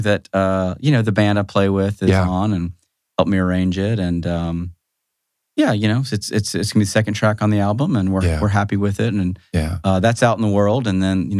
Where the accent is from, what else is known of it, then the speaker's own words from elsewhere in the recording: Athens, Georgia, United States; I grew up in Athens, actually.